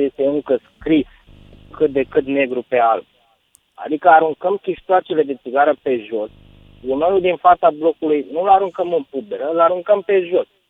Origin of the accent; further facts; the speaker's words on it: Vâlcea County, Romania; moved away as an adult; now in Constanța, Romania; sunt venit din Vâlcea, sunt toltean